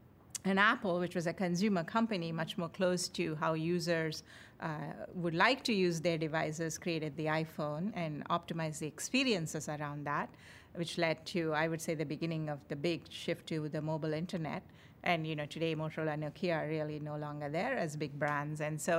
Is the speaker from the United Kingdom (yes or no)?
no; India; moved away as an adult; now in United States; I came from India.